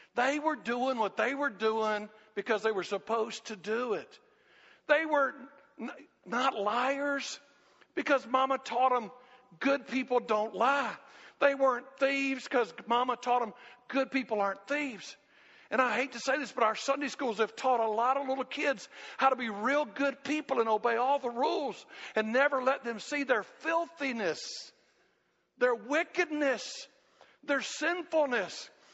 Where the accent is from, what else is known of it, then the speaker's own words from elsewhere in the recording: United States; growing up in America, growing up in this Christian environment